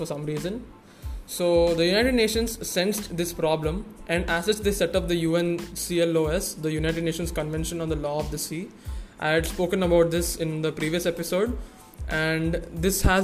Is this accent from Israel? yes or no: no; India; Since I'm an Indian